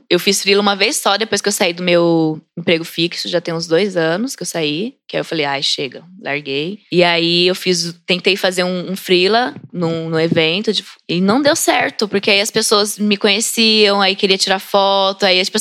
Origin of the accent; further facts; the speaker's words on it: Brazil; eu sou brasileira mesmo